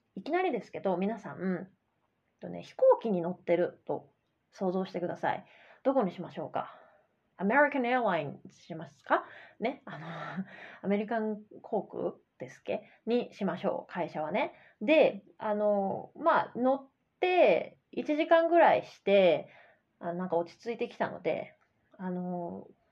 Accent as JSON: {"language": "Japanese", "country": "Japan", "tie": "born or raised there", "first_language": "Japanese", "said": "日本人として日本で生まれて日本語を自然に学んだ"}